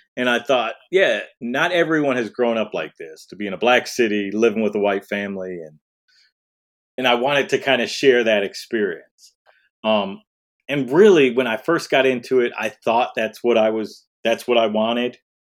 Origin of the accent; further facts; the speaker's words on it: Detroit, Michigan, United States; I grew up in Detroit, so I was around black people